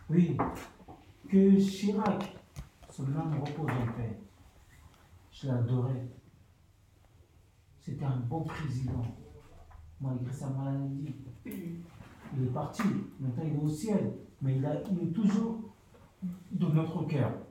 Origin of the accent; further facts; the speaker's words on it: Mali; French is a second language; moved away as an adult; now in France; ça fait 20 ans que je suis en France maintenant. Je viens du Mali. Je suis Malien.